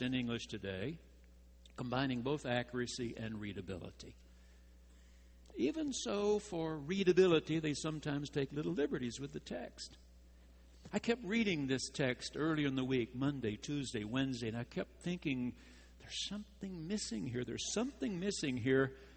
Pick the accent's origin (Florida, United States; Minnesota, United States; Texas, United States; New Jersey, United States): Texas, United States; near Henderson, East; There was no midnight mass in my hometown. There weren't enough Roman Catholics to have a priest.